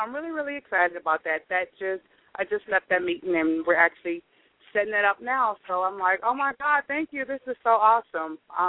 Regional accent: Houston, Texas, United States; I'm from Houston, Texas.

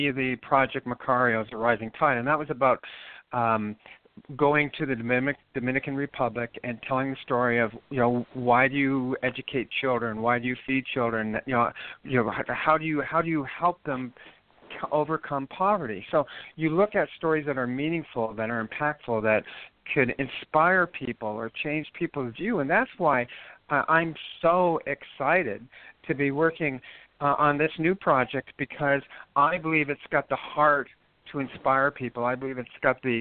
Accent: Moose Jaw, Saskatchewan, Canada; I was born in a place called Moose Jaw, Saskatchewan

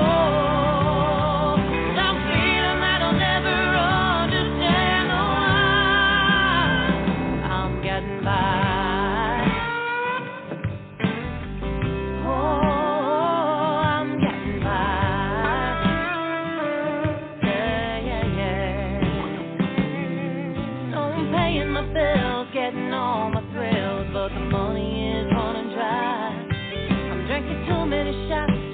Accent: Northeast, United States; moved away; as we grew up in the Northeast

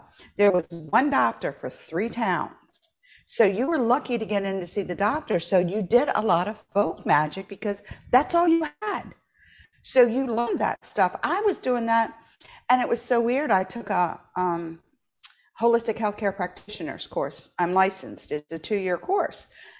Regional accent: Appalachia, United States; I grew up in Appalachia. I spent my summers there.

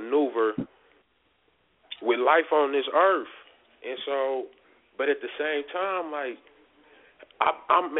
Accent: Detroit, Michigan, United States; moved away as an adult; now in Colorado, United States; I grew up in Detroit

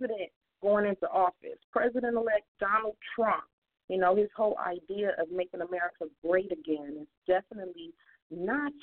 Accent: California, United States; I'm from California

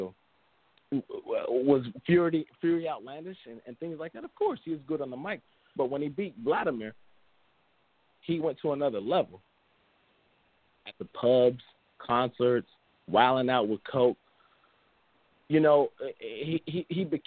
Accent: United States; being an American

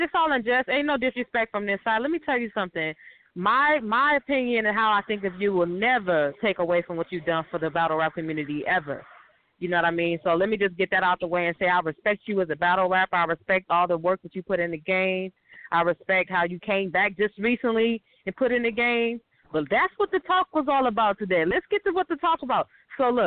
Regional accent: Los Angeles, California, United States; I'm from LA, man. I'm from South Central LA.

